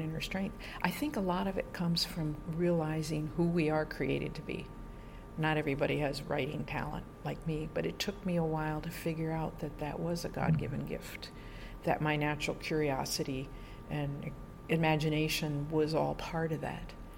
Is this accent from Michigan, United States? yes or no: no; New York, United States; moved away as an adult; also born or lived in Bogota, Colombia; I'm from New York State originally, so my whole family's there, just outside of New York City